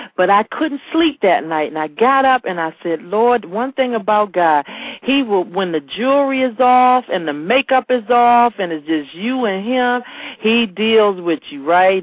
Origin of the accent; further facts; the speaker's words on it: Washington, District of Columbia, United States; I'm from Anacostia, D.C.